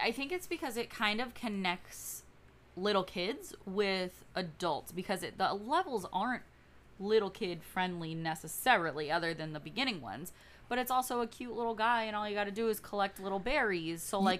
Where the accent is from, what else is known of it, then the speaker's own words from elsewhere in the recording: Tennessee, United States; I was shooting crap, but I'm from Tennessee